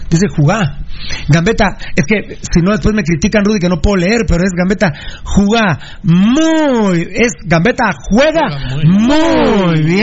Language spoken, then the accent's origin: Spanish; Iztapa, Escuintla, Guatemala; saludos desde las playas de Monterrico, que vive el pirulismo, y soy de Iztapa.